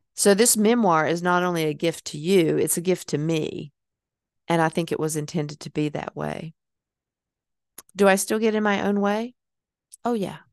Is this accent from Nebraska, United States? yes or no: no; Hickory, North Carolina, United States; moved away as an adult; I wouldn't have been able to move out of Hickory, North Carolina and become the person that I was going to be because I needed that time away from my hometown